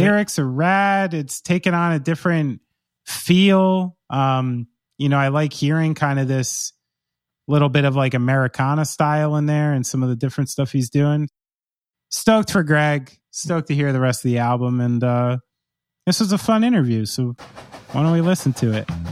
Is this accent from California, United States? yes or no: no; Somerville, New Jersey, United States; I was born in Somerville, New Jersey